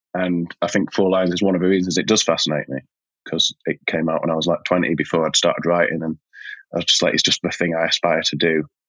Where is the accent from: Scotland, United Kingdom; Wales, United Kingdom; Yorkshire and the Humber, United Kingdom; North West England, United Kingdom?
Yorkshire and the Humber, United Kingdom; also born or lived in South East London; now in London, United Kingdom; I'm a Yorkshireman